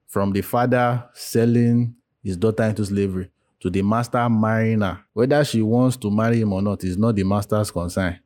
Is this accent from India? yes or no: no; Nigeria; as Nigerians, as black-skinned people